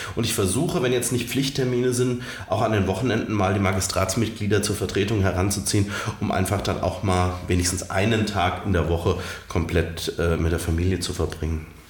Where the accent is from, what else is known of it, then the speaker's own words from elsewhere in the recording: Romrod, Hesse, Germany; also born or lived in Alsfeld; Ich habe damals in Romroth, meiner Heimatkommune, wo ich auch aufgewachsen bin, gewohnt